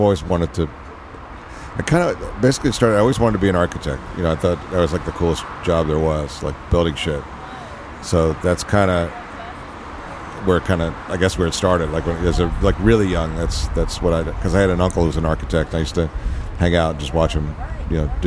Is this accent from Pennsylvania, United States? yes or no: yes; Philadelphia, Pennsylvania, United States; moved away as an adult; also born or lived in Los Angeles; when I was growing up in Philly